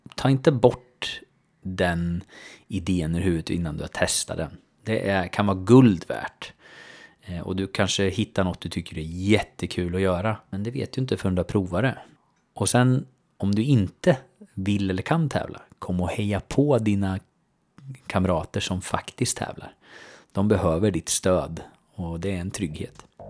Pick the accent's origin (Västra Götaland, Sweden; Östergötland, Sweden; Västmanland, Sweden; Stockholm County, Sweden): Östergötland, Sweden; Söderköping; min hemstad, alltså Söderköping